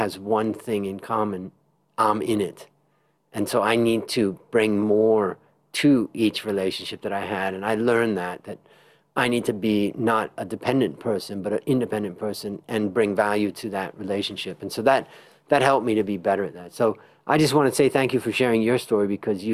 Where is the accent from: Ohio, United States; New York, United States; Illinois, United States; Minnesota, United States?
Ohio, United States; moved away as an adult; also born or lived in California; I was growing up in Ohio, and I decided I wanted to go to California